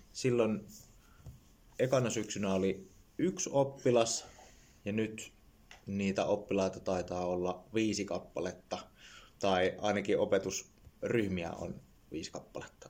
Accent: Jyväskylä, Central Finland, Finland; mä tuun Jyväskylästä

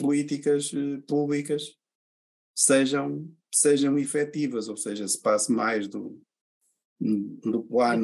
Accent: Portugal; a nossa maneira de ser como, como, como portugueses, não é? Portanto, nós, nós somos mais de, de falar do que fazer

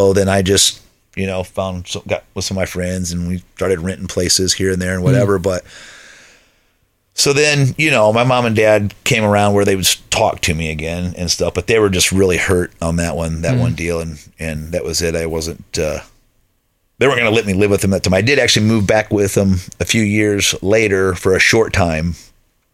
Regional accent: Lakeville, United States; the house where I grew up in Lakeville

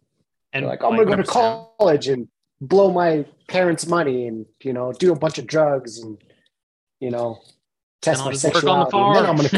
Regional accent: Aberdeen, Idaho, United States; I remember growing up, bro, in Aberdeen

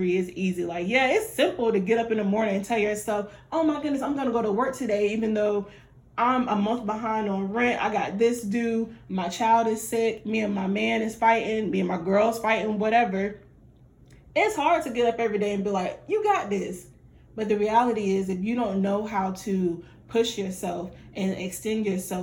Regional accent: Fayetteville, North Carolina, United States; I'm from Fayetteville

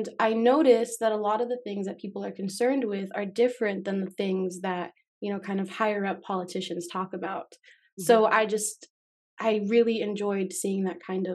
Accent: Las Vegas, Nevada, United States; moved away as an adult; also born or lived in Miami, Florida; now in Oregon, United States; And then I moved to Las Vegas where I lived for about 11.

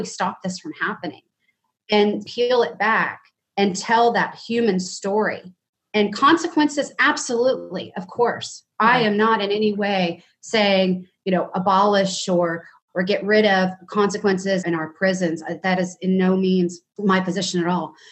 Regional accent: Dallas, Texas, United States; I'm born and raised in Dallas. I'm a Southern girl.

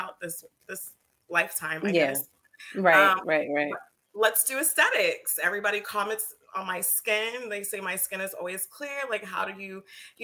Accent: Texas, United States; moved away as an adult; also born or lived in Baltimore; now in New York, United States; growing up in Texas

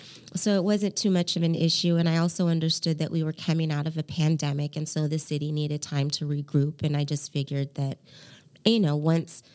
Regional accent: Portland, Oregon, United States; moved away as an adult; also born or lived in Hawaii; I grew up in Portland

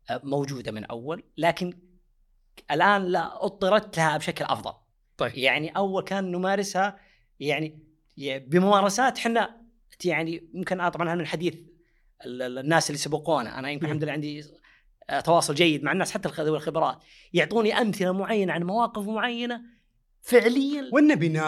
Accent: Saudi Arabia; المنظمات ملزمه عندنا في السعوديه

